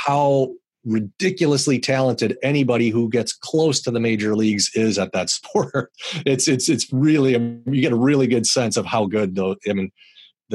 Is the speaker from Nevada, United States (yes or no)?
no; Milwaukee, Wisconsin, United States; I grew up in Milwaukee and loved the Brewers, of course, because I grew up there.